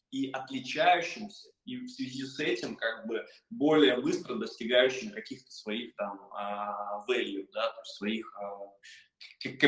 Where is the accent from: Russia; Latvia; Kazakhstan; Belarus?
Russia; Saint Petersburg; я сам из